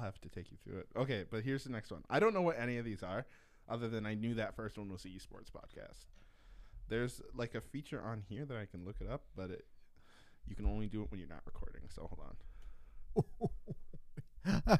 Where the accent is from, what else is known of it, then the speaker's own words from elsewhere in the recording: Mapleton, Minnesota, United States; also born or lived in Marshall, Minnesota; I grew up in Mapleton